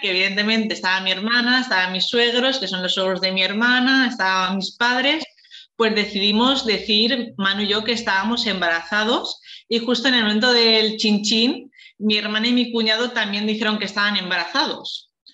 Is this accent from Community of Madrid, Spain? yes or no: no; Valencia, Valencian Community, Spain; soy de Valencia